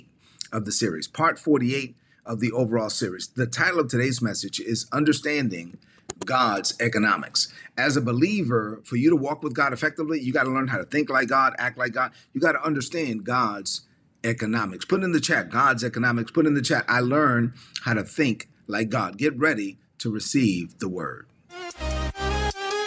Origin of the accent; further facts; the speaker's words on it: La Vega, Dominican Republic; moved away; a Catholic church in my hometown of La Vega, Dominican Republic